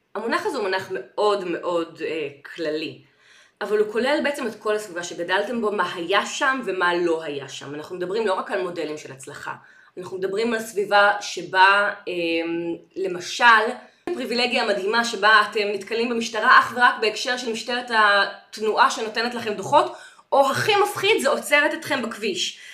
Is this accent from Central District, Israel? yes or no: no; Ramat Gan, Tel Aviv District, Israel; אני גדלתי ברמת חן